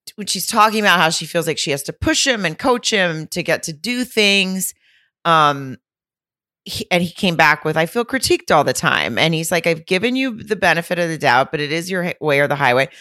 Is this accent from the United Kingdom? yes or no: no; Fayetteville, Arkansas, United States; my hometown of Fayetteville